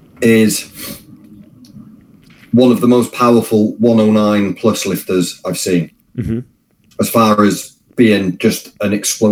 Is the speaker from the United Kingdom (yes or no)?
yes; Wales, United Kingdom; even as a Welshman